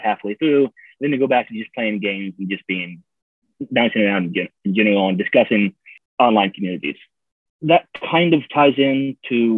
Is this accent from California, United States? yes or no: no; Kansas City, Missouri, United States; moved away; also born or lived in Kentucky; This is Kansas City. This is where I grew up. Well, it's not where I grew up, but I split my time between the farm and Kansas City